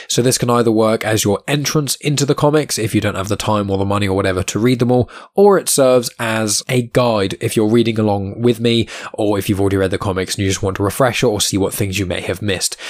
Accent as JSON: {"language": "English", "town": "Southampton", "region": "South East England", "country": "United Kingdom", "tie": "born or raised there", "said": "my hometown where I'm currently living in Southampton"}